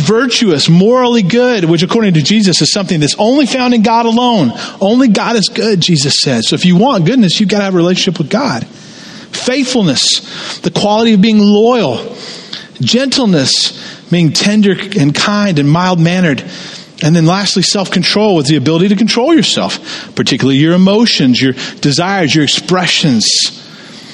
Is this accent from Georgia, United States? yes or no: yes; Jonesboro, Georgia, United States; moved away; I grew up in Tara, Jonesboro, the home of Gone with the Wind